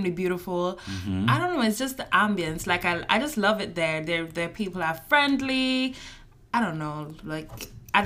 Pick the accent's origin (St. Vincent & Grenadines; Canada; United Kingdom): St. Vincent & Grenadines; moved away as an adult; now in United States; I am from St. Vincent and the Grenadines